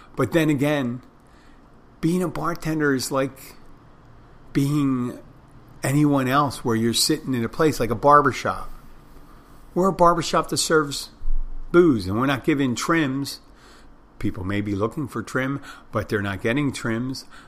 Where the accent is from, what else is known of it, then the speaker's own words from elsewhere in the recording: Philadelphia, Pennsylvania, United States; I'm from Philadelphia too, like Will Smith.